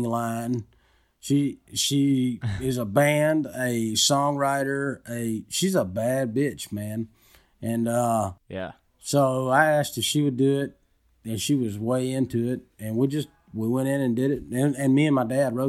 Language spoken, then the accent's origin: English; Georgia, United States; I was born and raised in Georgia